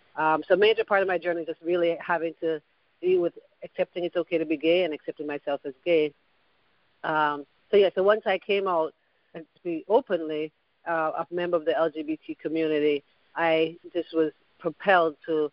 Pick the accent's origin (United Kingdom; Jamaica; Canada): Jamaica; Kingston; now in United States; But when I was growing up in Kingston